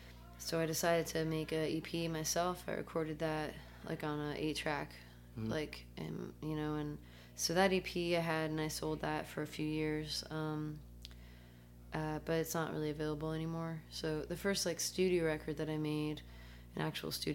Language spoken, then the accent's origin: English; Connecticut, United States; also born or lived in Athens, Greece; I moved to the States when I was 2, and so they moved to Connecticut, and that's where I grew up